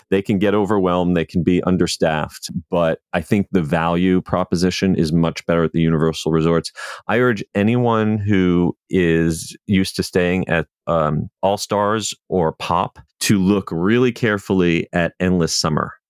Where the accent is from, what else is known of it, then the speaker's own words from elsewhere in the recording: New Jersey, United States; moved away as an adult; also born or lived in Virginia; now in Orlando, United States; I grew up in New Jersey